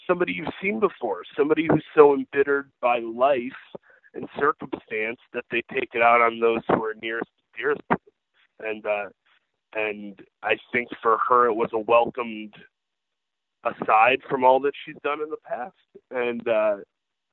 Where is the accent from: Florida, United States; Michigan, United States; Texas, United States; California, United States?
Michigan, United States; Saginaw; I grew up in Saginaw, Michigan, which is 2 hours away from Detroit